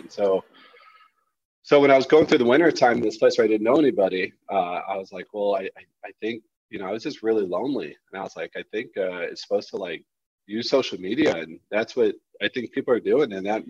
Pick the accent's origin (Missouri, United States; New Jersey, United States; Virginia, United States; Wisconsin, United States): Missouri, United States; St. Louis; moved away as an adult; I moved back to, I'm from St. Louis, the Midwest originally.